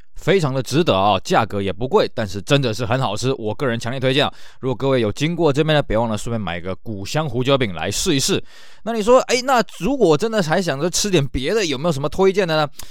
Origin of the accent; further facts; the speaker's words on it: Tainan, Taiwan; 那时候我们台南人的消遣